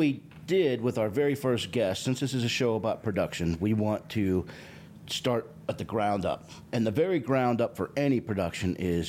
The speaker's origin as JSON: {"language": "English", "town": "Pittsburgh", "region": "Pennsylvania", "country": "United States", "tie": "born or raised there", "moved": "yes", "lives_now": "Georgia, United States", "said": "Because I grew up in Pittsburgh, bro."}